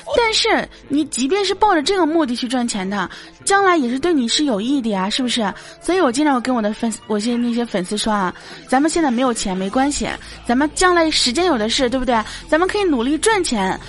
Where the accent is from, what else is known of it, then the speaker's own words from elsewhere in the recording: Baoding, Hebei, China; 大家都知道我是保定的